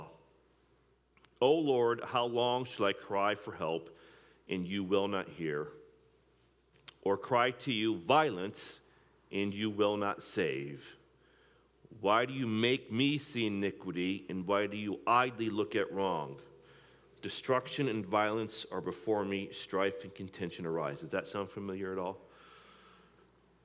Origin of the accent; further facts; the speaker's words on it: Midwest, United States; moved away as an adult; also born or lived in East Coast; I was in the Midwest, I was from the Midwest.